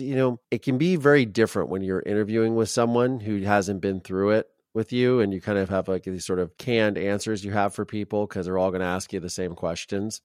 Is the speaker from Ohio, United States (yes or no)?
yes; Ohio, United States; I grew up in Ohio